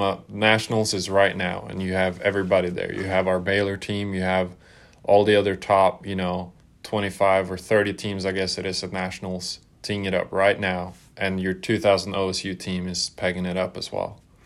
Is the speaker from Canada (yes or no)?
no; Norway; growing up in Norway